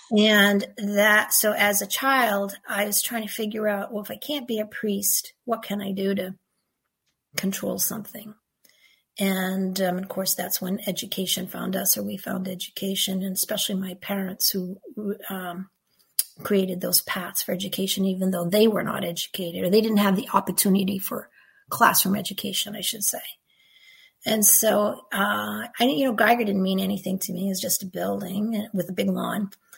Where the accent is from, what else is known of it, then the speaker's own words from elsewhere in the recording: Canada; first language French; English is a second language; First of all, English is not my first language. I'm French Canadian, so I spoke French for my first 5 years.